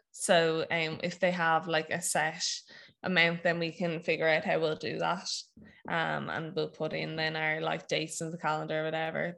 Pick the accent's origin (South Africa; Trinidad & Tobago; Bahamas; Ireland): Ireland; Wexford, Leinster; also born or lived in Maynooth / Dublin; I'm from Wexford